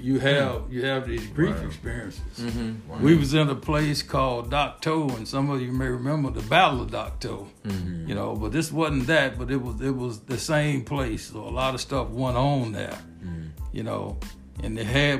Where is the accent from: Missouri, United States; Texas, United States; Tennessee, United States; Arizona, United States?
Tennessee, United States; Nashville; I grew up here in Nashville, Tennessee, and I'm one of the have-nots. We grew up over in Northeast Nashville